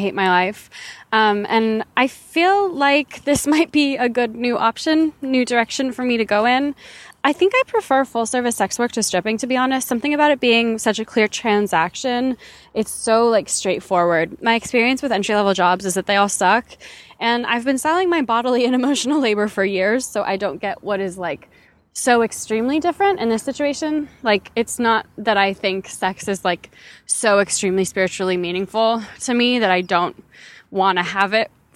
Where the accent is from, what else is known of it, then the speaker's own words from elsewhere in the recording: West Coast, United States; now in Australia; I'm 20 years old, living in Australia, but I'm from the West Coast